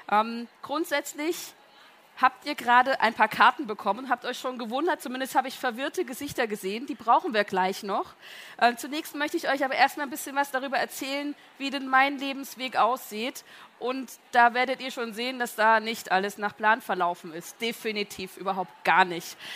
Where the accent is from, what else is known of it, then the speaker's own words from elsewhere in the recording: Kamenz, Saxony, Germany; Ich bin aufgewachsen, geboren und aufgewachsen in Kamenz in äh, der Lessingstadt.